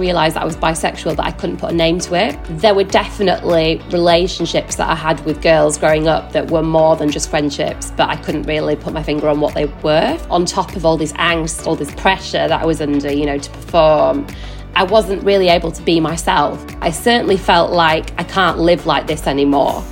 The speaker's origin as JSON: {"language": "English", "region": "Yorkshire and the Humber", "country": "United Kingdom", "moved": "yes", "lives_now": "London, United Kingdom", "said": "I live in London with my husband. I'm originally from West Yorkshire."}